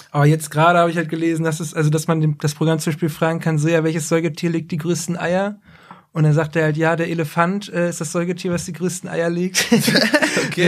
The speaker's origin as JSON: {"language": "German", "town": "Braunschweig", "region": "Lower Saxony", "country": "Germany", "said": "für jemanden wie mich jetzt, der aus Braunschweig kommt"}